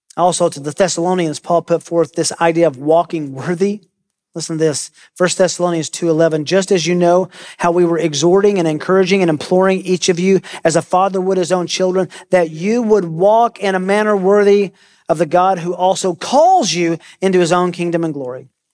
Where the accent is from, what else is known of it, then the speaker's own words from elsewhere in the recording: Tennessee, United States; I grew up in Tennessee